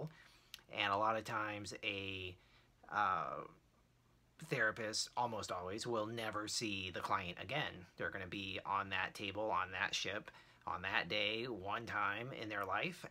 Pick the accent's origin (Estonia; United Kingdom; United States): United States; Rockledge, Florida; Rockledge, Florida, where I grew up, tiny little nowhere town